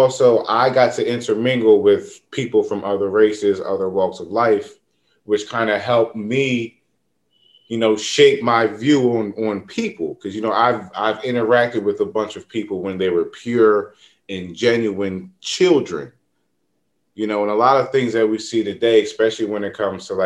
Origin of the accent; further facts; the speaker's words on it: Norristown, Pennsylvania, United States; Norristown, we had, you know, it's pretty diverse, but as you grow up, you kind of see like, oh, like the minority around here are white people.